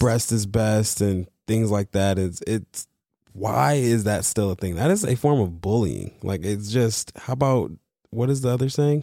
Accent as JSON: {"language": "English", "town": "Detroit", "region": "Michigan", "country": "United States", "tie": "born or raised there", "said": "growing up in Detroit"}